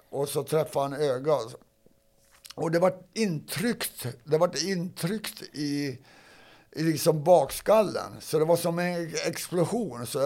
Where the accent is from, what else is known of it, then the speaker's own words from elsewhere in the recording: Sweden; För jag var ju först som svensk i alla fall in där.